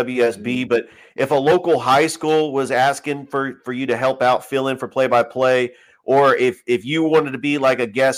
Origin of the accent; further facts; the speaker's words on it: Acworth, Georgia, United States; I'm actually from Ackworth